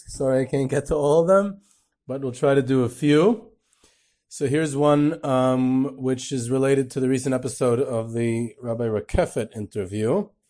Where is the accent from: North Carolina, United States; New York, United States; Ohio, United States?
Ohio, United States; Cleveland; I'm from Cleveland, and I'm a very disappointed Indians fan, so the following story is very close to my heart.